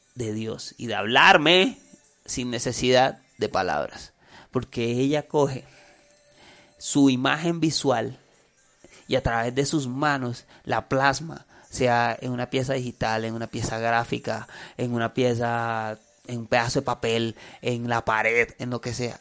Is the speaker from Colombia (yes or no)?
yes; Colombia; soy colombiano, hablo español